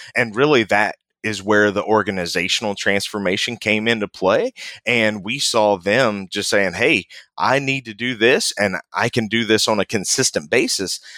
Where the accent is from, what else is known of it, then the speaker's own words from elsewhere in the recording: West Virginia, United States; moved away; I grew up in West Virginia, born and raised in West Virginia. Family still lives back there.